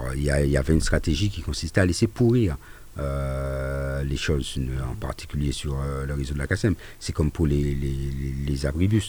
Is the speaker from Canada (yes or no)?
no; Fort-de-France, Martinique; chez nous à Fort-de-France et je pense en Martinique